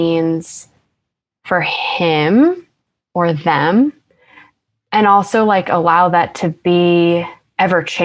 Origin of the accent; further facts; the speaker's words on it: Long Island, New York, United States; accent: Long Island; now in Brooklyn, United States; my Long Island accent has gotten worse